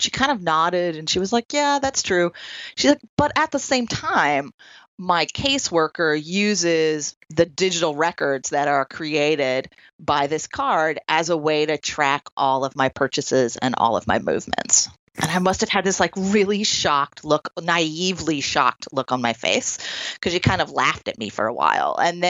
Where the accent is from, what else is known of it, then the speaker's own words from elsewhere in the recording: Troy, New York, United States; one of the places that I did that work was a residential YWCA here in my hometown of Troy, New York